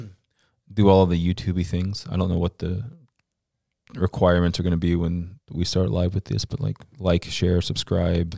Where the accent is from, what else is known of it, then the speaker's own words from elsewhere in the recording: Central Florida, United States; I grew up in Florida, Central Florida, to be exact